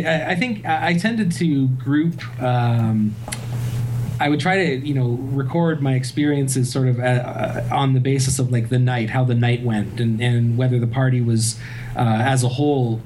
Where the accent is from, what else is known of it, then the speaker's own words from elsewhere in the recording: Waterloo, Ontario, Canada; my hometown, Waterloo